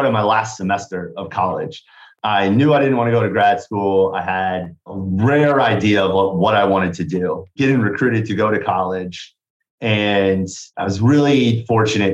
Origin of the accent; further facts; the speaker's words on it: Kansas, United States; moved away as an adult; also born or lived in Bloomington, Indiana; now in Indianapolis, United States; I came to Indiana from Kansas for college.